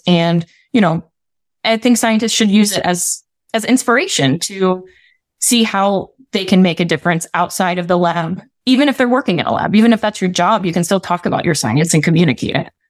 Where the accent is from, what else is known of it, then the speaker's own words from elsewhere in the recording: West Virginia, United States; my experience growing up in West Virginia